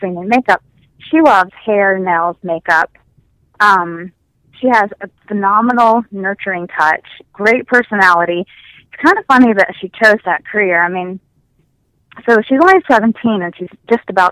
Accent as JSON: {"language": "English", "region": "the South", "country": "United States", "moved": "yes", "lives_now": "Ithaca, New York, United States", "said": "I'm not even from New York. Maybe I should just go home down south."}